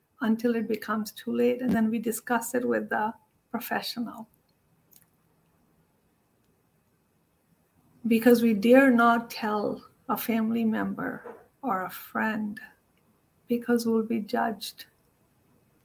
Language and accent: English; India; moved away; I grew up in India